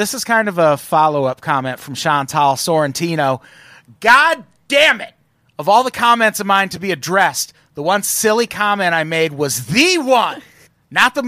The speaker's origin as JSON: {"language": "English", "region": "Midwest", "country": "United States", "tie": "born or raised there", "said": "I grew up in the Midwest"}